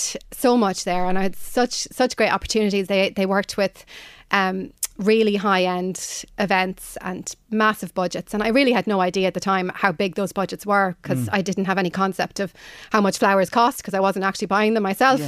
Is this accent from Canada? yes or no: no; County Offaly, Leinster, Ireland; moved away as an adult; also born or lived in New York, United States / London, United Kingdom; now in Oldcastle, Ireland; I grew up in Dangan County, Offaly